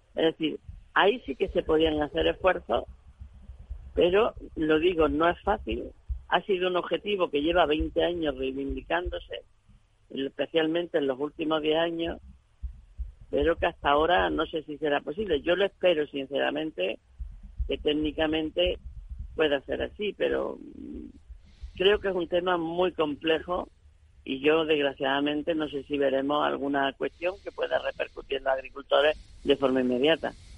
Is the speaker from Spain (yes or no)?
yes; Granada province, Andalusia, Spain; de mi provincia de Granada